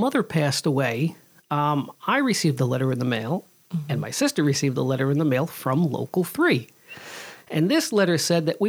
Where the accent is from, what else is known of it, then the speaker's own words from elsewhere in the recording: New York City, New York, United States; I grew up in the Bronx in the 80s and 70s and 80s, really